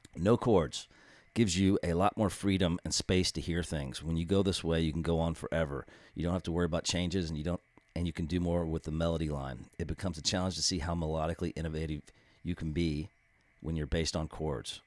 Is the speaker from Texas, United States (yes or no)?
yes; Austin, Texas, United States; based out of my hometown of Austin, Texas